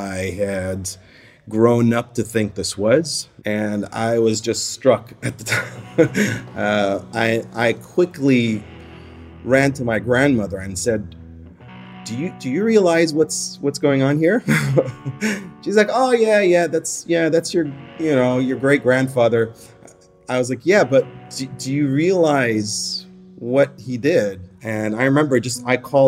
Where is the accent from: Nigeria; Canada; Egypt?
Egypt; now in New Zealand; So I currently live in New Zealand. I've been living there for the past almost 10 years now. And I work as a doctor, as an urgent care physician. But I was born in Egypt.